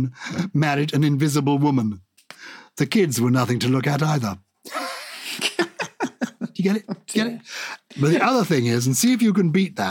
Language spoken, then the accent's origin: English; Wales, United Kingdom; A word I grew up with in North Wales was mither.